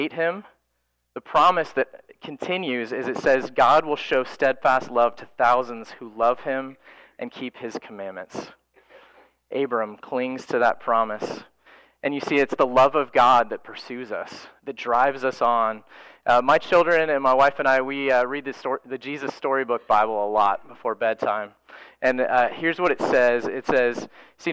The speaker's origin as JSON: {"language": "English", "region": "Florida", "country": "United States", "tie": "born or raised there", "said": "For my wife and I, we grew up in Florida"}